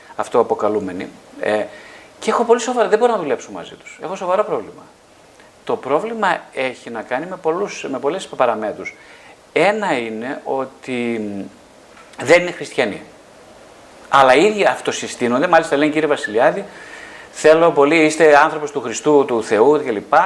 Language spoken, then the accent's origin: Greek; northern Greece, Greece; είμαι από την Βόρεια Ελλάδα